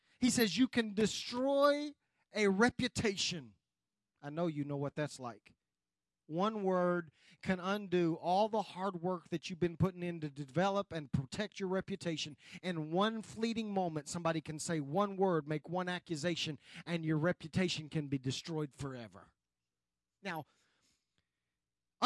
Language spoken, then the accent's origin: English; United States